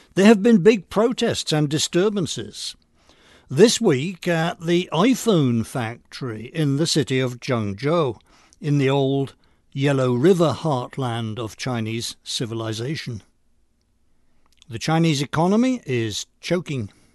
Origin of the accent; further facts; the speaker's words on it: United Kingdom; now in Long Island, United States; I'm an American citizen of British nativity